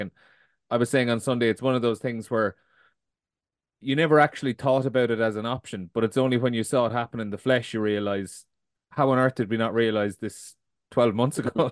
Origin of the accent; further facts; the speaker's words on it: Limerick, Munster, Ireland; I'm from Limerick